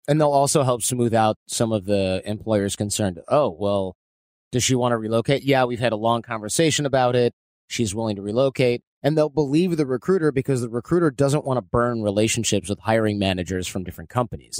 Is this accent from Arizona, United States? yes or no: no; Michigan, United States; Growing up in Michigan